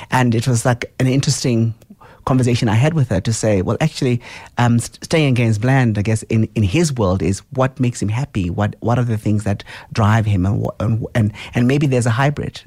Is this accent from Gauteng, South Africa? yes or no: yes; Soweto, Gauteng, South Africa; I grew up in Soweto, in Tshawela.